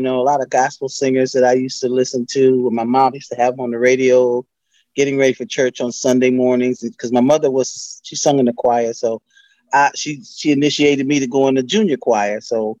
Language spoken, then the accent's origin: English; Buffalo, New York, United States; So me and her both went together, because we're both from Buffalo, and we drove down to audition for Mr. Brown.